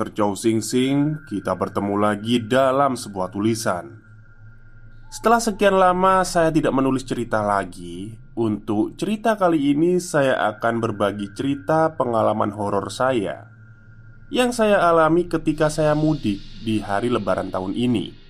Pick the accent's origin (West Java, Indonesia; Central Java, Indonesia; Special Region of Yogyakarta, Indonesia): West Java, Indonesia; Garut; mudik ke kampung halaman saya di Garut